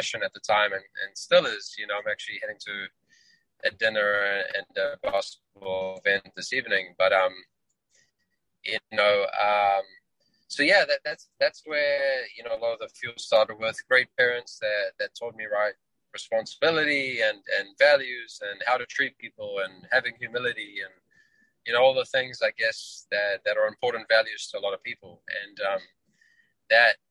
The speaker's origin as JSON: {"language": "English", "country": "New Zealand", "tie": "born or raised there", "also_born_or_lived": "Johannesburg, South Africa", "moved": "as an adult", "lives_now": "United States", "said": "I'm originally from South Africa, Johannesburg, South Africa, where I was born. Grew up in New Zealand, where I spent a good third of my life, and then moved to the US"}